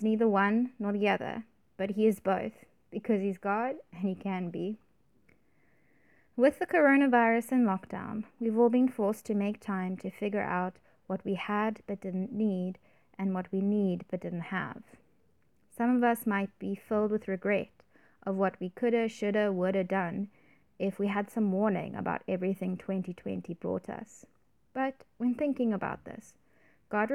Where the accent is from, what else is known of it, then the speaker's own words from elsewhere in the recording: Cape Town, Western Cape, South Africa; I grew up in Cape Town